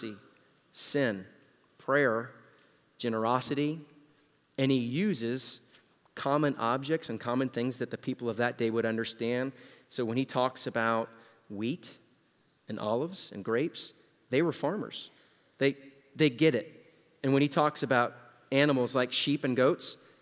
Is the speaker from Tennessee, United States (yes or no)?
no; Central Florida, United States; we're from Central Florida, it's hotter.